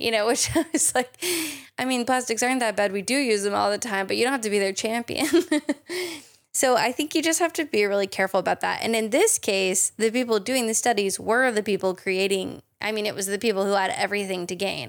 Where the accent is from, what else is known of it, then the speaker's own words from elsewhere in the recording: United States; I'm also an American chemist